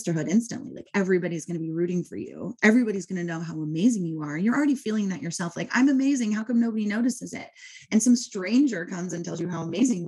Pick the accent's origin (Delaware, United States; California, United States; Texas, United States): California, United States; Southern; I am a mom from Southern California